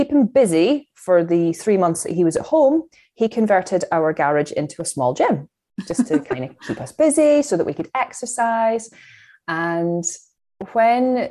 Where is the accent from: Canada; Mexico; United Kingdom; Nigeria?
United Kingdom; Fife, Scotland; moved away as an adult; now in Chester, United Kingdom; I'm from Fife in Scotland